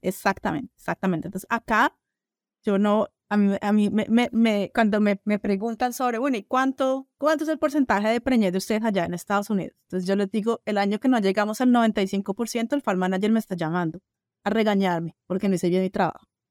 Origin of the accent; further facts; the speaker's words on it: Colombia; also born or lived in Brazil; now in United States; soy colombiana